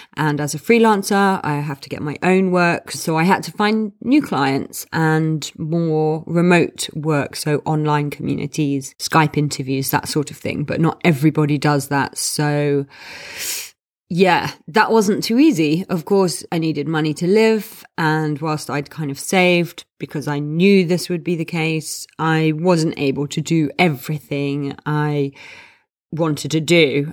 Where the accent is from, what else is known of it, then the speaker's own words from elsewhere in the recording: London, United Kingdom; I am from London